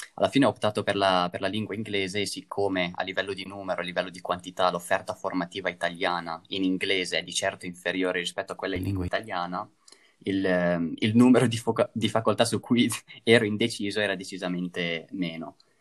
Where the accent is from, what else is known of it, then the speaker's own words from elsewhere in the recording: province of Mantua, Lombardy, Italy; moved away as an adult; now in Trento, Italy; vengo dalla provincia di Mantova